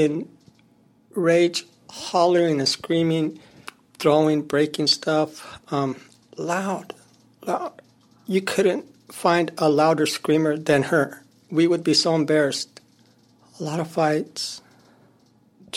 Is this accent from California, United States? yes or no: yes; San Francisco, California, United States; also born or lived in Modesto, California; After that, I grew up in San Francisco